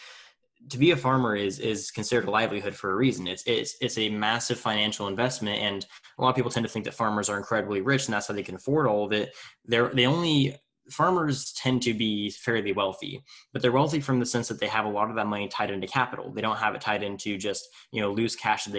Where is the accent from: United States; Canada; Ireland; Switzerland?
United States; Tulare, California; in my hometown of Tulare, California